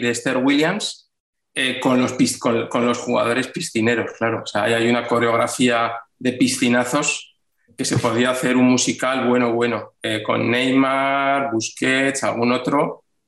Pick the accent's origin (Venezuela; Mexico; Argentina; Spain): Spain; Vitoria-Gasteiz, Basque Country; yo soy de Vitoria